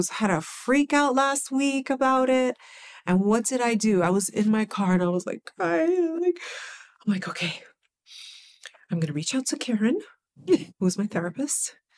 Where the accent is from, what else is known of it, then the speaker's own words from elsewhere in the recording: New York City, New York, United States; growing up in the Bronx was challenging